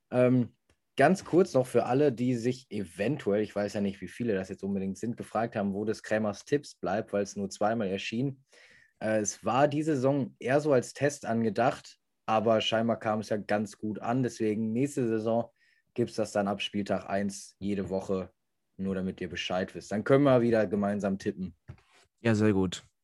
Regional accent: Remscheid, North Rhine-Westphalia, Germany; ich komme aus Remscheid

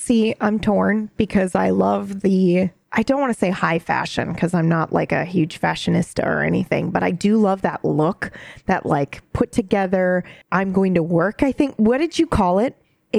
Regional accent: Japan; But I think mine stems from a very, you know, growing up in Japan, they did have a very simple, but everything was like high quality.

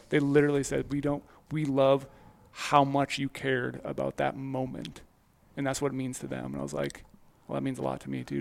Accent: Midwest, United States; I grew up in the Midwest

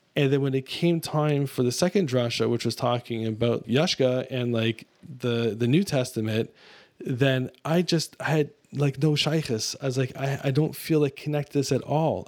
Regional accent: Mississauga, Ontario, Canada; I was raised in Mississauga, Ontario, which is a suburb of Toronto.

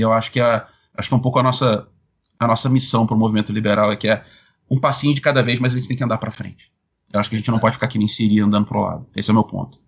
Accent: Rio de Janeiro, Brazil; sou carioca

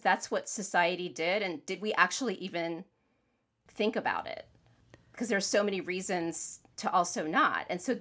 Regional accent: Florida, United States; moved away; also born or lived in Northeast US; I grew up in Florida. Then I moved to the Northeast

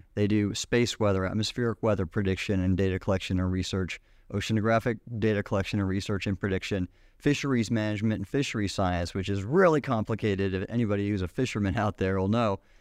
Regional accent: Southern California, United States; moved away; growing up in Southern California

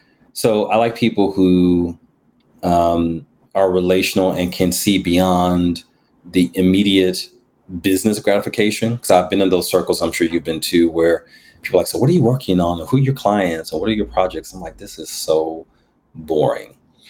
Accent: New Jersey, United States; born there; Because I was born in Jersey, so there's something in the water about people from New York.

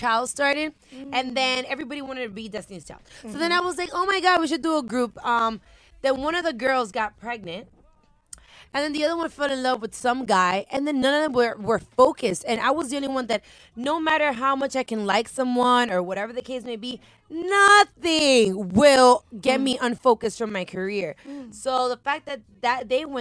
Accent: Miami, Florida, United States; I was born and raised in Miami. My parents are Dominican, so obviously I consider myself Dominican

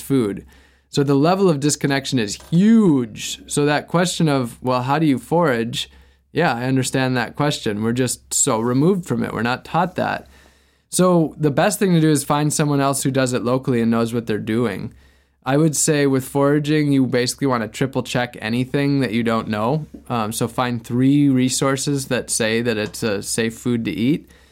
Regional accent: Wisconsin, United States; now in Florida, United States; I grew up in Wisconsin

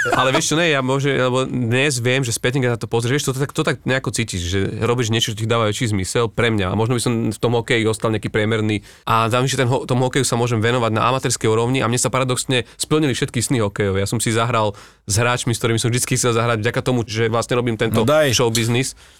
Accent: eastern Slovakia, Slovakia; now in Bratislava, Slovakia; ja som z východu a ja keď som urobil svoj prvý stand-up o východniaroch

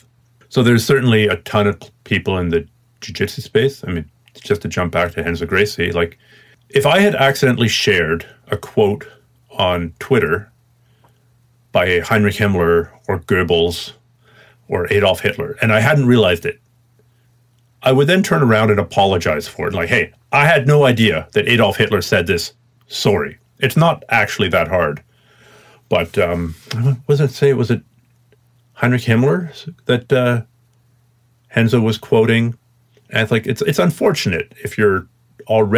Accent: Canada; being a Canadian

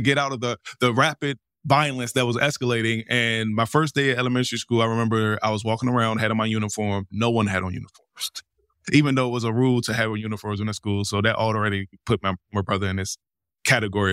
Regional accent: Washington, District of Columbia, United States; moved away as an adult; now in Los Angeles, United States; I'm from Washington D.C., born and raised.

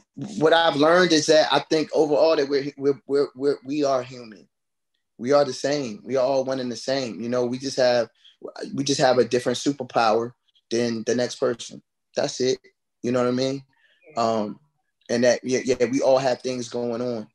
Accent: United States; also born or lived in Orange, New Jersey; I grew up here, you know, in the DMV area

